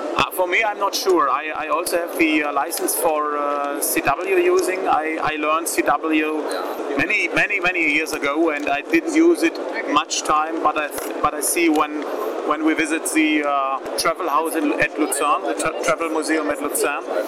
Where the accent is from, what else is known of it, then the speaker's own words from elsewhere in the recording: Lindau, Bavaria, Germany; English is a second language; We are from Lindau here at the Lake Constance